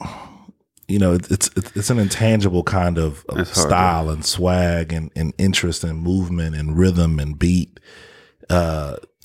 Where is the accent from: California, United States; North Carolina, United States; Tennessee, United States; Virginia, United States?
Tennessee, United States; Memphis; I grew up kind of southeast area over near Wooddale in that area